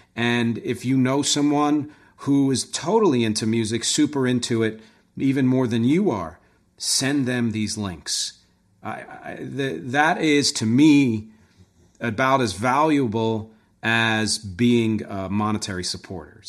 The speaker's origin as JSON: {"language": "English", "town": "Philadelphia", "region": "Pennsylvania", "country": "United States", "moved": "yes", "said": "I'm from Philly originally"}